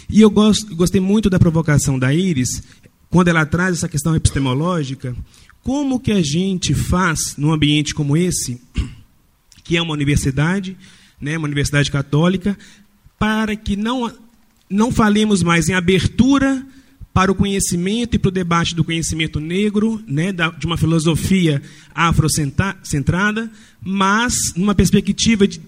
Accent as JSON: {"language": "Portuguese", "country": "Brazil", "said": "é, enquanto brasileiros sobre a nossa reconciliação, a necessidade da nossa reconciliação com a nossa história."}